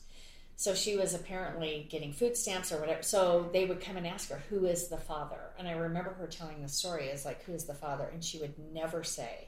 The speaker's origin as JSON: {"language": "English", "region": "Utah", "country": "United States", "tie": "born or raised there", "said": "I grew up in Utah"}